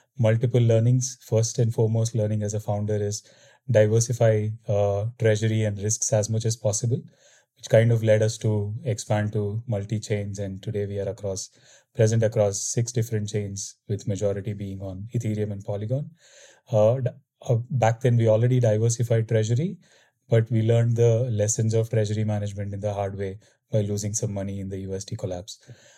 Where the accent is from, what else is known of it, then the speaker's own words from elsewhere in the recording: Bangalore, Karnataka, India; Yeah, I'm originally from Bangalore, India.